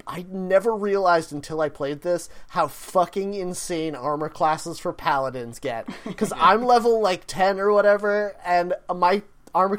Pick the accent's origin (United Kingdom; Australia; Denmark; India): United Kingdom; we're British